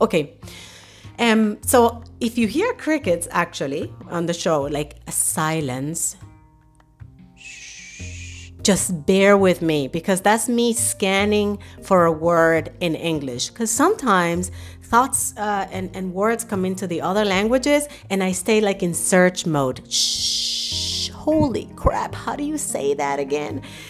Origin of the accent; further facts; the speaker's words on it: New York City, New York, United States; moved away as an adult; also born or lived in Dominican Republic; now in Germany; I was born in Dominican Republic, yay, the land of the merengue. And at the age of 12, I was uprooted and moved to New York City with my family. That was where I grew up.